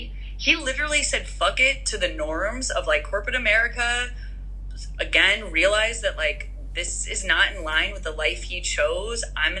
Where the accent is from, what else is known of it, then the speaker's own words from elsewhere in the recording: Midwest, United States; Like, just even where we grew up, like growing up in the Midwest, my mom has 8 siblings, you know, Persian siblings that are opinionated